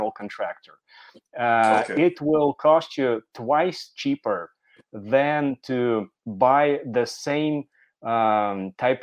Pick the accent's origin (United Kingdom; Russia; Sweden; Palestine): Russia; my home country in Russia